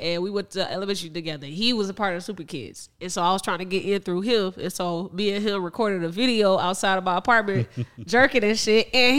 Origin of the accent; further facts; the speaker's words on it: Northwest Indiana, United States; we are from Northwest Indiana in the Chicagoland area.